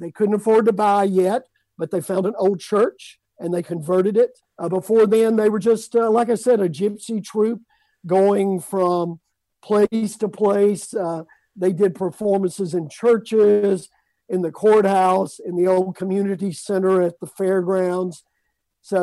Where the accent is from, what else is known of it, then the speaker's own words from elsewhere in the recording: Amory, Mississippi, United States; moved away as an adult; I was living in my hometown of Amory, Mississippi